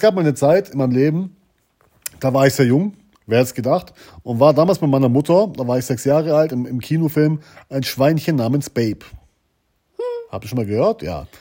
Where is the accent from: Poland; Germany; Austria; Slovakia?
Germany; wir kommen vom äh, Bodensee